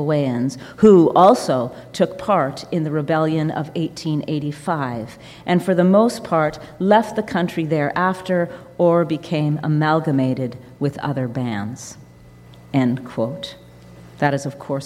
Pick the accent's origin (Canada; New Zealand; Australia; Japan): Canada; Saskatchewan; Saskatchewan, my home place.